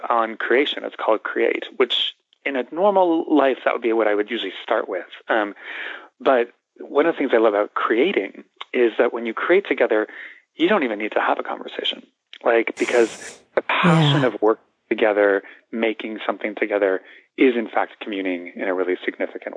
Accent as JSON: {"language": "English", "town": "Los Angeles", "region": "California", "country": "United States", "said": "we're both come from Los Angeles"}